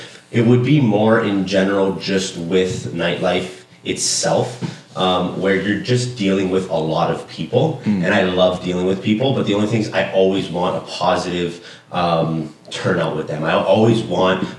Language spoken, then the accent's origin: English; Toronto, Ontario, Canada; I grew up on College Street, so Little Italy